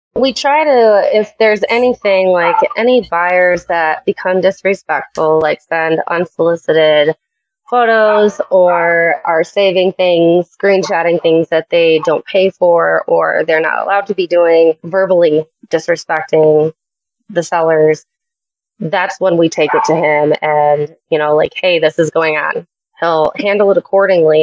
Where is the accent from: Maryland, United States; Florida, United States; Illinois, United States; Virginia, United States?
Illinois, United States; Chicago; I am from Chicago area